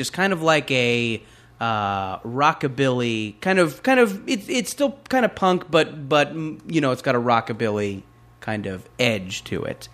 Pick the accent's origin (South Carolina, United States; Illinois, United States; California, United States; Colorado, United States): California, United States; Orange County; growing up in Orange County